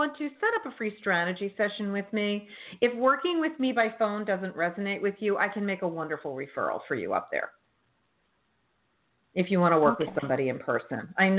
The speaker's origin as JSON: {"language": "English", "region": "Northeast", "country": "United States", "said": "Well, I'm from the Northeast, so it's okay."}